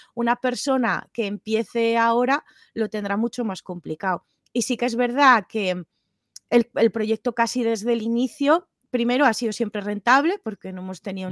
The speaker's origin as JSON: {"language": "Spanish", "town": "Tudela", "region": "Navarre", "country": "Spain", "also_born_or_lived": "Barcelona", "moved": "as an adult", "said": "yo vengo de Tudela, Navarra, que es un pueblo más o menos pequeñito"}